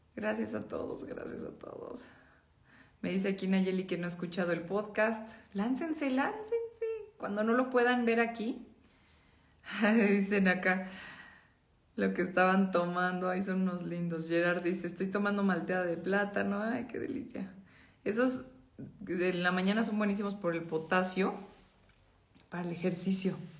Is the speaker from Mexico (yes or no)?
yes; Mexico; como mexicanos